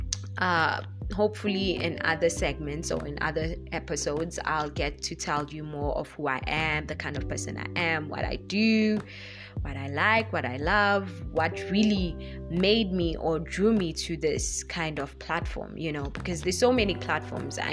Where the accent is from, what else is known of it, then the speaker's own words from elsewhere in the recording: South Africa; English is a second language; I'm African, South African to be more precise.